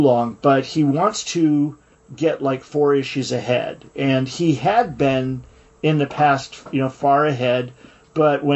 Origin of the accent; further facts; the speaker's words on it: United States; I'm an American.